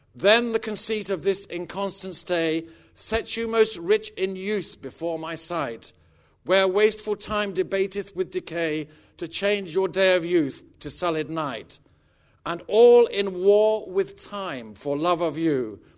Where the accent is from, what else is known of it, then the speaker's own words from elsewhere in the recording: Stratford-upon-Avon, West Midlands, United Kingdom; I was born in Stratford on Avon too